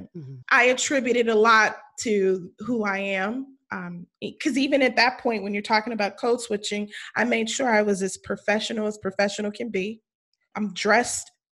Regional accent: West Coast, United States; accent: West Coast; Valley Girl; moved away; also born or lived in Louisiana; My accent's not there. It's totally West Coast

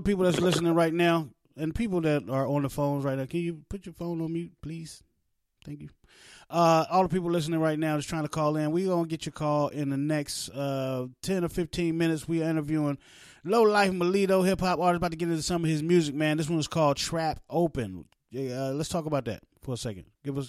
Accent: West Virginia, United States; also born or lived in East Orange, New Jersey; I was born in East Orange, New Jersey, raised in West Virginia, and went back and forth to New Jersey. So I didn't really pick up the New Jersey accent. I didn't really pick up the West Virginia accent.

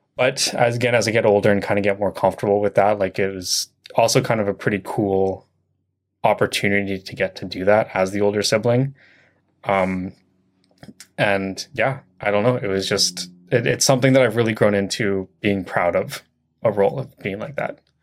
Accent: Chilliwack, British Columbia, Canada; also born or lived in Vancouver; I was born in Vancouver, but I moved here when I was, like, four years old. So my life is in Chilliwack.

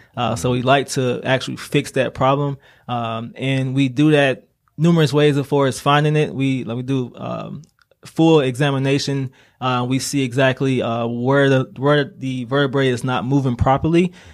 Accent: Laurel, Mississippi, United States; moved away as an adult; also born or lived in Atlanta, Georgia; now in Greenville, United States; I'm originally from Laura, Mississippi

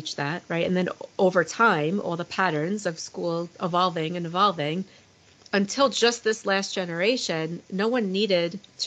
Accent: Long Island, New York, United States; moved away; I'm originally from Long Island, New York.

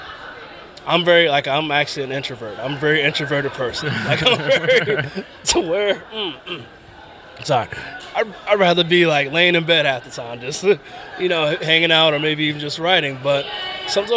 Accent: Virginia, United States; growing up in Virginia.

